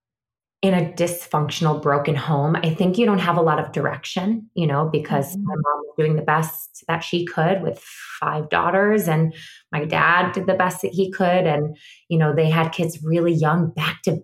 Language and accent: English; Syracuse, New York, United States; moved away as an adult; now in New York City, United States; I'm from Syracuse, New York. I moved to New York 15 years ago